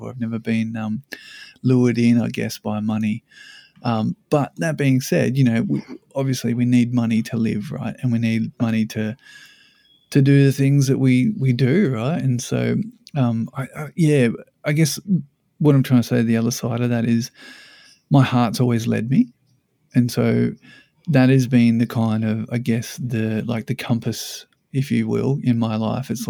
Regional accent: Sydney, New South Wales, Australia; now in Brisbane, Australia; I came up from Sydney. I met her in Sydney, and I moved to Brisbane about yeah 15 years ago.

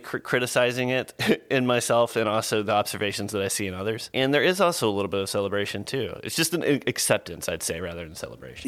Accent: Lillington, North Carolina, United States; also born or lived in Swansboro, North Carolina / Boone, North Carolina; now in Asheville, United States; I grew up in Lillington, North Carolina, which is like a little beef cattle farm

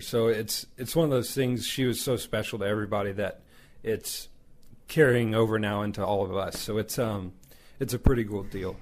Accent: Houston, Texas, United States; I'm from Houston, so the city you know, I'm not rural area. You know, it's not a lot of accents

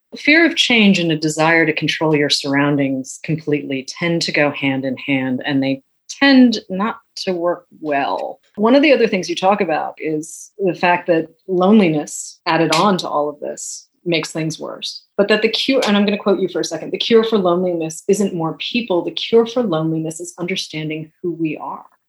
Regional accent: New England, United States; someone who grew up in New England

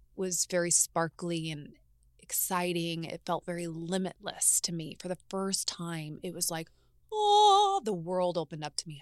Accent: Martinsville, Indiana, United States; moved away as an adult; now in Los Angeles, United States; I grew up in Indiana, both in Indianapolis, which was the city as I was a young girl, and then moved to a very small town called Martinsville, Indiana.

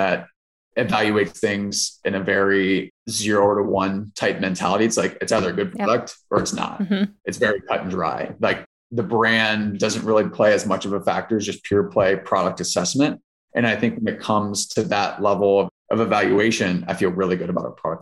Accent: Southwest Ohio, United States; I'm from Southwest Ohio

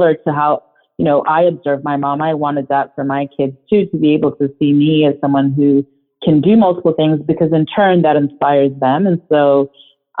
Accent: Zimbabwe; first language Shona; English is a second language; moved away; my home country

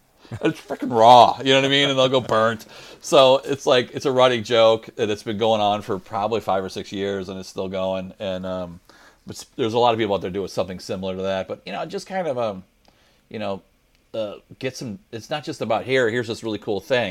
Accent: Illinois, United States; moved away as an adult; now in St. Louis, United States; Just outside. I grew up in Illinois in suburbs of St. Louis, basically. Yeah. But I've lived now in St. Louis longer than I lived in Illinois. So I moved in my 20s to Missouri to St. Louis

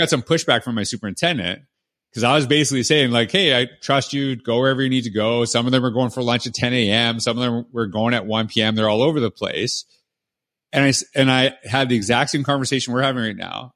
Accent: Canada; moved away as an adult; now in United States; I'm from Canada

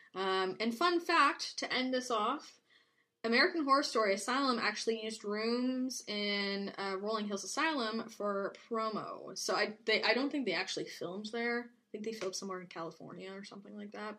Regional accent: Canada; we're Canadian

